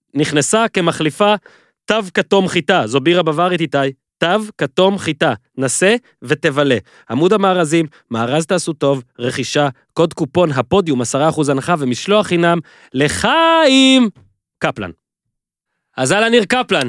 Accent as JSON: {"language": "Hebrew", "region": "Northern District", "country": "Israel", "said": "אני מהצפון"}